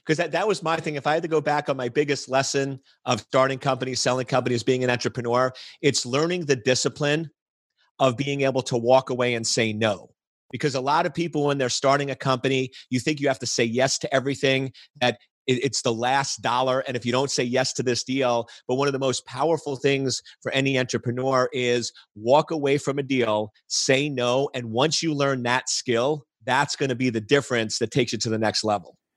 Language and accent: English; New York, United States; now in Washington, D.C., United States; I was born and raised in New York